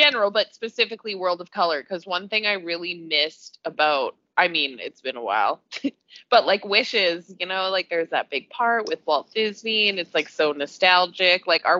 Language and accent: English; Canada; Maybe it's because I'm Canadian.